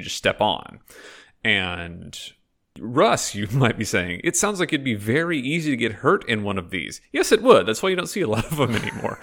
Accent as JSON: {"language": "English", "town": "Fort Worth", "region": "Texas", "country": "United States", "moved": "yes", "lives_now": "Vancouver, Canada", "said": "I'm originally from Fort Worth, Texas"}